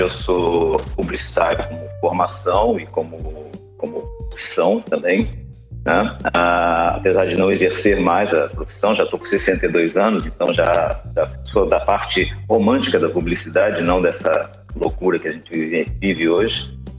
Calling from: Cabo Frio, Rio de Janeiro, Brazil; eu falo de, da cidade de Cabo Frio, né, no Rio de Janeiro, Brasil

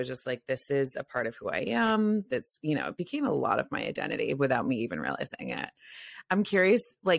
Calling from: San Francisco, California, United States; I'm calling from San Francisco, which is also like a party city. You can just, we have the Peter Pan syndrome here where like people are in their 50s and they're still partying and they're, you know, they haven't settled down

